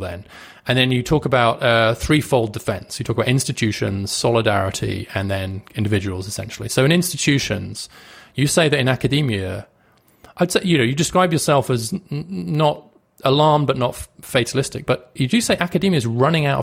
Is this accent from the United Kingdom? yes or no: yes; United Kingdom; I'm British